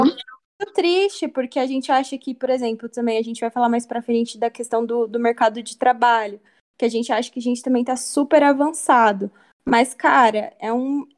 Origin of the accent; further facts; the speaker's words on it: Brazil; a gente foi criado em um, num Brasil racista